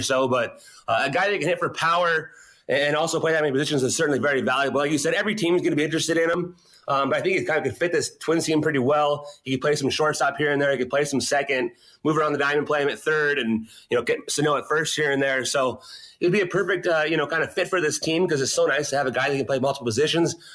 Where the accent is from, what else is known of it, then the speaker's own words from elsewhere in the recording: California, United States; moved away as an adult; now in Minneapolis, United States; as a Californian